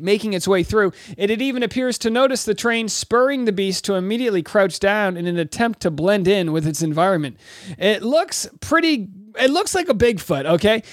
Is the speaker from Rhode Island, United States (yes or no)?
yes; Rhode Island, United States; I'm from Rhode Island